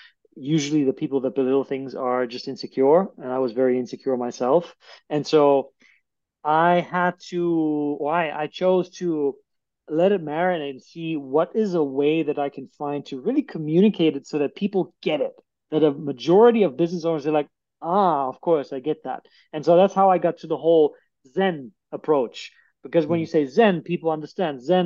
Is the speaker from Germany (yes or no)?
yes; Germany; moved away as an adult; also born or lived in United States; now in Cape Town, South Africa; I was born in Germany. I lived in Germany until 25, and then I permanently left the country and I immigrated to the United States and lived here for 4 years.